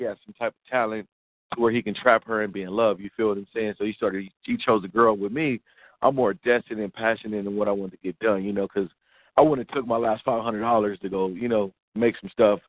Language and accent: English; Rialto, California, United States; moved away; also born or lived in Long Beach, California / Arizona; I was born in Long Beach, California. You know, I migrated over to, like, the Inland Empire, which is Rialto, like, around 93, third grade